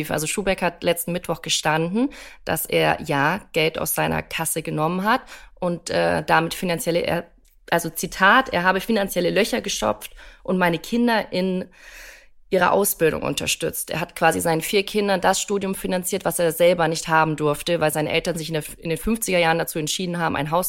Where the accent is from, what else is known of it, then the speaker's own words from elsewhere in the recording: Bavaria, Germany; born there; Also ich komme ja gebürtig auch aus Bayern